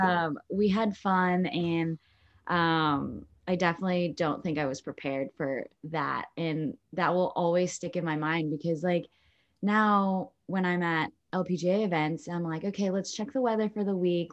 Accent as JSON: {"language": "English", "town": "Long Beach", "region": "California", "country": "United States", "tie": "born or raised there", "also_born_or_lived": "Lakewood, California", "said": "I was born in Long Beach, California, and now I live in Lakewood, California, which is pretty much right there"}